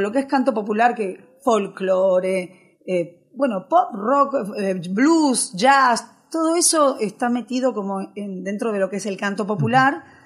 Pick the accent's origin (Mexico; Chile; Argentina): Argentina; also born or lived in Pontevedra, Spain; Yo vine a los 7 años de España aquí, a Argentina, hice toda mi primaria, terminé la secundaria